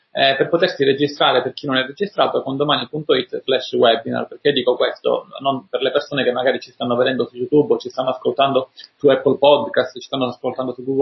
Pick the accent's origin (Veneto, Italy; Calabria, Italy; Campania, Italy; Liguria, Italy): Calabria, Italy; accent: Calabrian; sono calabrese, si sente il mio accento diciamo simile a quello di Alberto.